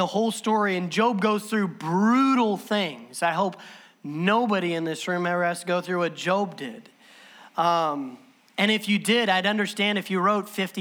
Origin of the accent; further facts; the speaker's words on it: Southern Illinois, United States; I'm from Southern Illinois